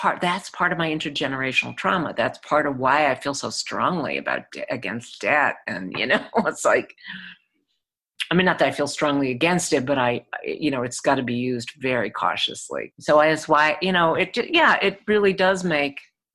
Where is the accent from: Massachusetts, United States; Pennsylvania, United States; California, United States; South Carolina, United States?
Massachusetts, United States; Boston; I grew up around Boston